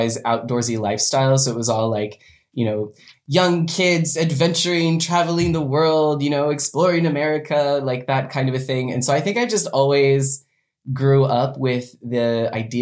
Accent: Western Washington, United States; I was born and raised in Washington State, Western Washington, the wet side

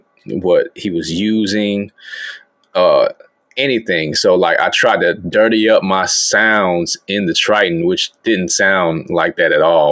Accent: Alabama, United States; moved away as an adult; now in Shanghai, China; Born and raised in Alabama. You know what I'm saying? Currently in China right now. Shanghai, China right now

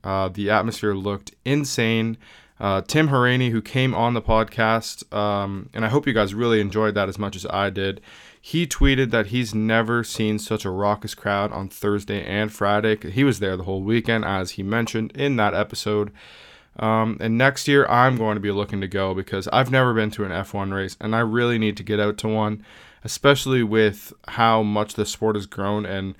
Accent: Canada; that is so cool, especially being a Canadian.

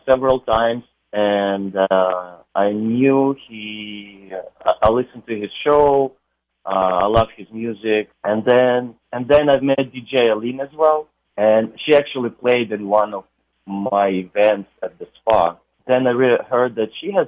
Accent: Ukraine; moved away as an adult; also born or lived in New York City, United States; now in California, United States; originally I'm from Ukraine and been in the United States for about 12 years now

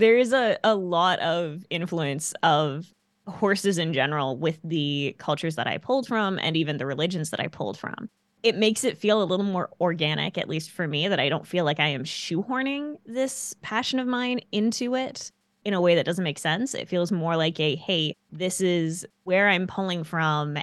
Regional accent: Canada; as a little kid growing up in Canada

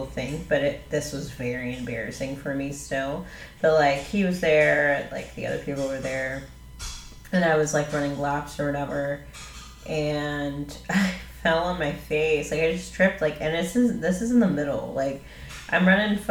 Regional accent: Jacksonville, United States; moved away; I'm from Jacksonville. I'm not even from here

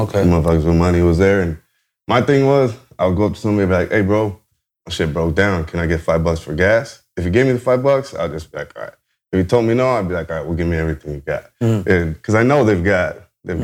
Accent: Garden Grove, California, United States; also born or lived in Anaheim, California; I was uh, born in Anaheim, California. I'm from Orange County, a uh, little bit uh, south of LA. Um, uh, grew up in Garden Grove, whole life.

